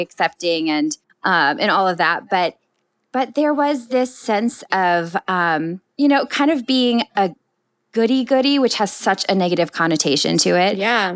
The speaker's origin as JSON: {"language": "English", "region": "Minnesota", "country": "United States", "tie": "born or raised there", "also_born_or_lived": "New York", "moved": "as an adult", "said": "growing up in Minnesota, in you know, really loving family"}